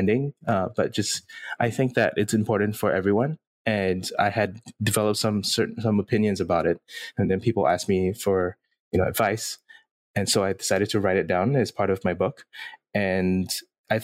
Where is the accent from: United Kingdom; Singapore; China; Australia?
Singapore; I'm born and raised in Singapore